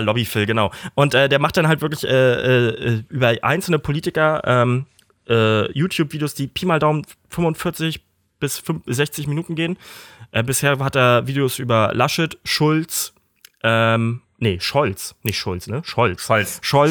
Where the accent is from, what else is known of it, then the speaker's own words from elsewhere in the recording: Kiel, Schleswig-Holstein, Germany; ich dann weggezogen bin aus Emschenhagen, wo wir zusammen groß geworden sind